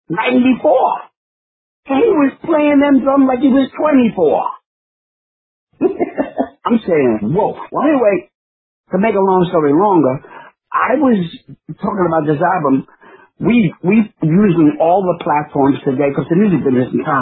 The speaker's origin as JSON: {"language": "English", "town": "New York City", "region": "New York", "country": "United States", "said": "I'm a New Yorker"}